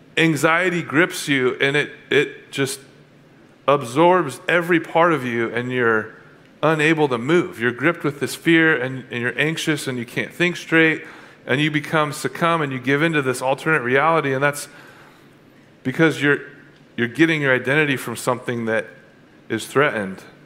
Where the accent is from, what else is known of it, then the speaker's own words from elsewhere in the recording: Atascadero, California, United States; I grew up in Atascadero